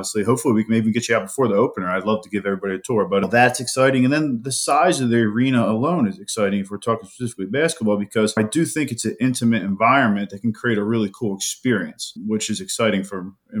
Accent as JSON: {"language": "English", "region": "New Jersey", "country": "United States", "tie": "born or raised there", "said": "I grew up down in South Jersey, Circleville to be exact."}